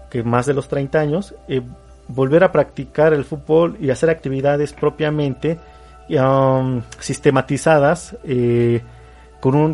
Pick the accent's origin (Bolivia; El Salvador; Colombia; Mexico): Mexico; como mexicanos